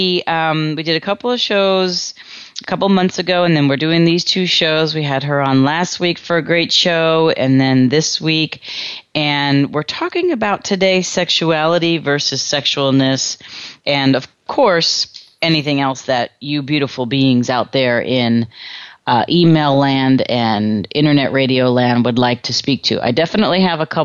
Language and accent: English; New York City, New York, United States; I grew up in New York